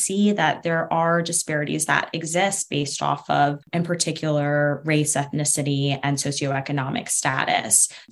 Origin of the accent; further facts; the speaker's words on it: Atlanta, Georgia, United States; I'm from Atlanta, which is home to really important pieces of the civil rights movement